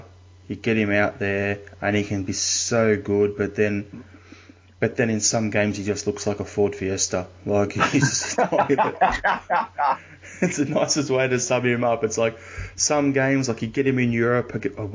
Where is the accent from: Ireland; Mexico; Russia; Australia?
Australia; as an Australian